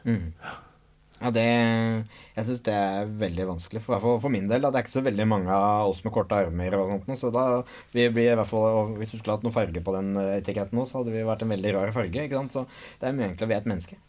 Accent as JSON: {"language": "Norwegian", "town": "Nøtterøy", "region": "Vestfold", "country": "Norway", "tie": "born or raised there", "said": "Jeg er oppvokst på Nøtterøy"}